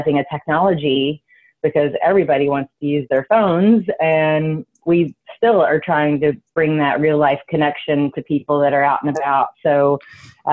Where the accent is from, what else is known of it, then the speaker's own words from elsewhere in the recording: Taylorsville, Kentucky, United States; moved away as an adult; now in New York, United States; I was from what I thought was the tiniest town in the entire world, in Taylorsville, Kentucky